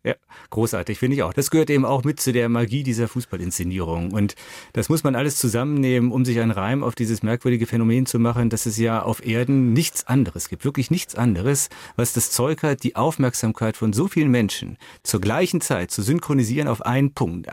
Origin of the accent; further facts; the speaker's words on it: Düsseldorf, North Rhine-Westphalia, Germany; now in Fulda, Germany; weil ich ja in Düsseldorf groß geworden bin